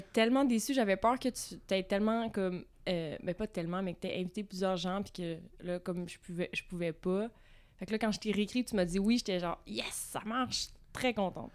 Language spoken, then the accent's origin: French; Vaudreuil-Dorion, Quebec, Canada; now in Montreal, Canada; Je viens dans le coin de Vaudreuil-Dorion